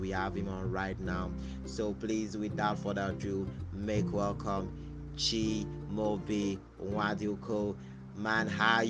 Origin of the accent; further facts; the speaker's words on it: Nigeria; as a Nigerian